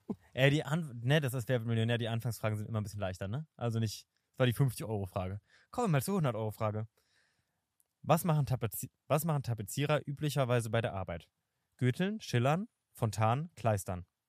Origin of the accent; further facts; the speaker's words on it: Berlin, Germany; ich bin in Kreuzberg äh, geboren und ich äh, finde Kreuzberg ist der coolste Bezirk offensichtlich